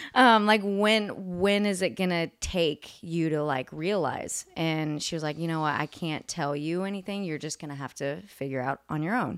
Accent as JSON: {"language": "English", "town": "Houston", "region": "Texas", "country": "United States", "moved": "yes", "lives_now": "Nashville, United States", "said": "I'm originally from Houston, Texas"}